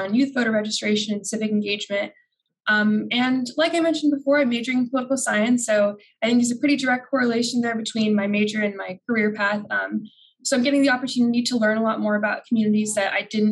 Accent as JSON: {"language": "English", "town": "Phoenix", "region": "Arizona", "country": "United States", "moved": "as an adult", "lives_now": "Washington, D.C., United States", "said": "I'm from Phoenix, Arizona"}